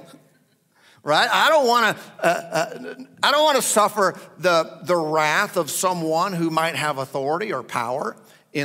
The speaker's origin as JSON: {"language": "English", "country": "United States", "said": "as American citizens"}